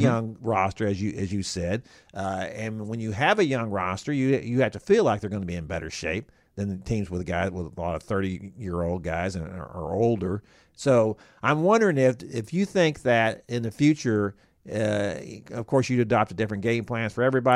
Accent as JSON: {"language": "English", "town": "Houston", "region": "Texas", "country": "United States", "tie": "born or raised there", "said": "I grew up in Houston."}